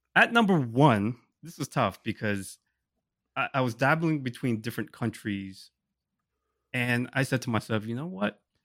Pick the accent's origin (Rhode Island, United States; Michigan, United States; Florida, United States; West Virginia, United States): Rhode Island, United States; moved away as an adult; also born or lived in Thailand; now in New York, United States; I grew up there, and it, it's a, it's a close place to my heart